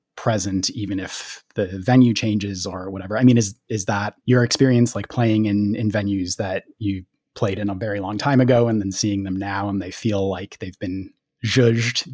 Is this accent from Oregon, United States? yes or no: no; Minneapolis, Minnesota, United States; I grew up in the Twin Cities